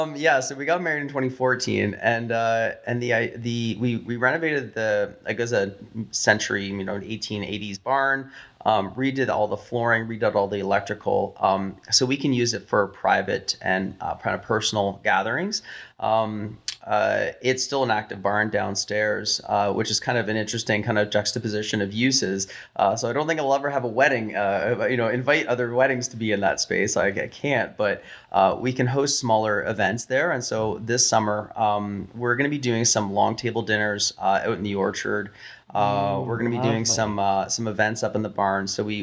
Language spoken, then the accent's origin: English; Canada; We're Canadian.